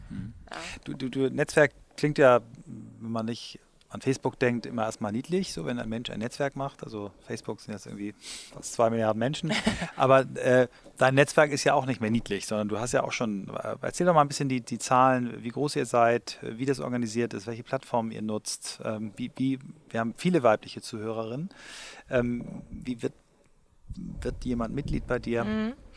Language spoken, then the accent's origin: German; Germany; ich als Deutscher